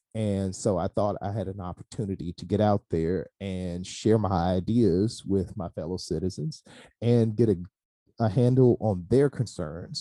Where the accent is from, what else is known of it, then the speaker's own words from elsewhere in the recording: Hollandale, Mississippi, United States; all the good stuff in me started here